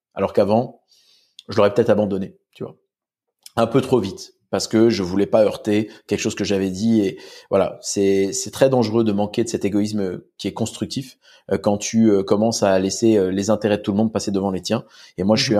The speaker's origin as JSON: {"language": "French", "region": "Corsica", "country": "France", "said": "Et euh, Don chez nous, en Corse, c'est euh, c'est comme Jean"}